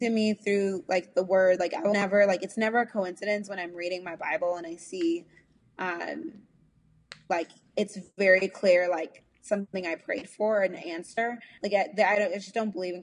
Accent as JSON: {"language": "English", "country": "United States", "tie": "born or raised there", "said": "Like I'm a Nigerian American, mm-hmm. who like, I identify as an African American because I was raised here. I this is my home"}